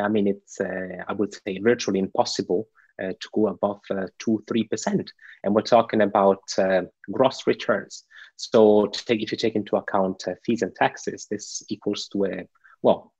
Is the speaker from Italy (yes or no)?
yes; Italy; now in Switzerland; In Italy, my home country